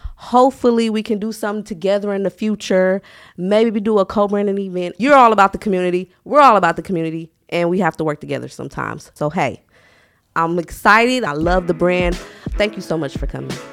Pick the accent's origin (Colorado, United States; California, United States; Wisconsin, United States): Wisconsin, United States; Milwaukee; moved away as an adult; now in Memphis, United States; I am born and raised in Milwaukee. I just moved to Memphis about three years ago